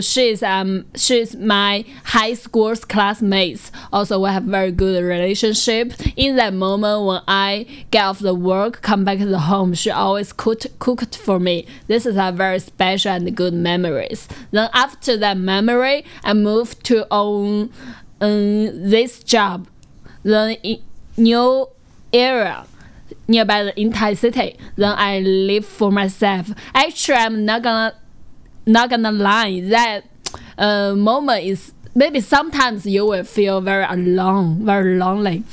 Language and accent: English; near Hangzhou, Zhejiang, China; English is a second language; moved away as an adult; now in Hangzhou, China; Hangzhou is not very um, far away from my hometown, maybe only one half hours driving